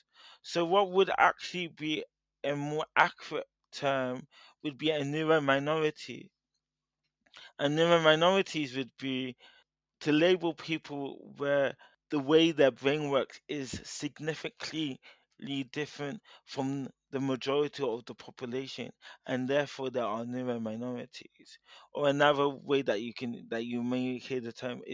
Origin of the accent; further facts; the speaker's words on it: United Kingdom; I'm a British-born Nigerian.